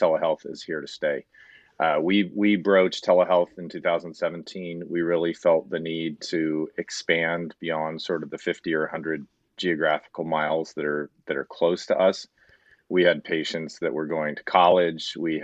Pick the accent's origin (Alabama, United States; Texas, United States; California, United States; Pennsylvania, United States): California, United States; Southern; also born or lived in San Diego, California / Los Angeles, California / Ann Arbor, Michigan; now in Roseville, United States; I grew up in Southern California